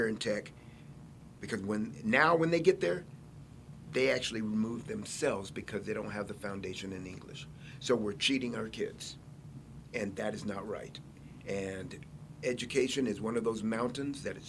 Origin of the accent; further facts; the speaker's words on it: El Paso, Texas, United States; I'm from El Paso